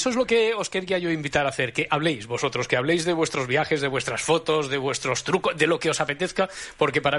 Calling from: Valencia, Valencian Community, Spain; de Valencia.

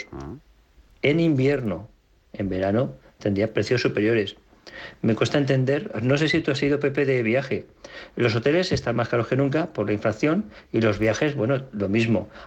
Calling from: Valencia, Valencian Community, Spain; de Valencia.

